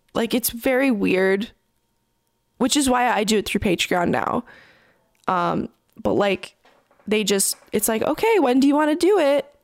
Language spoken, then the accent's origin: English; Toronto, Ontario, Canada; I'm from Toronto